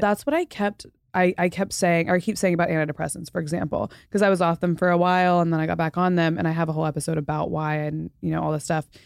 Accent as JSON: {"language": "English", "region": "the South", "country": "United States", "tie": "born or raised there", "also_born_or_lived": "Florida / Texas", "said": "growing up in Florida and Texas"}